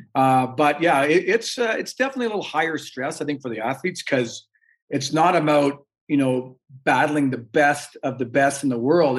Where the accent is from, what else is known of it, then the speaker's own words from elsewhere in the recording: Canada; we're Canadian